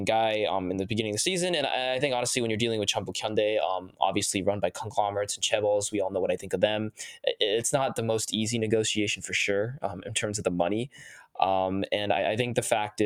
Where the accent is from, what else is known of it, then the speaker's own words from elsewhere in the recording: United States; I'm an American. I love my country